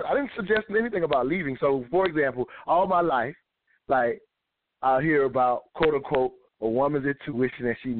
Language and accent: English; the South, United States; I'm from the South.